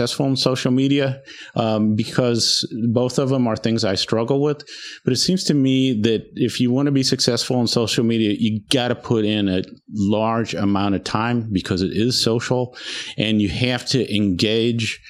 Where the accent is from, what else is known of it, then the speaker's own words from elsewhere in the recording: Indiana, United States; born and raised in Indiana